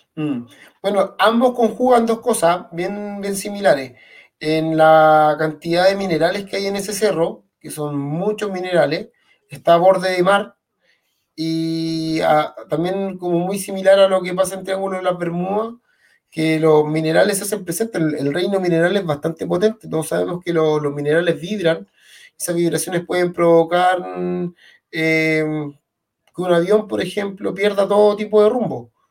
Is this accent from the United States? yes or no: no; Puente Alto, Santiago Metropolitan Region, Chile; nosotros somos de Puente Alto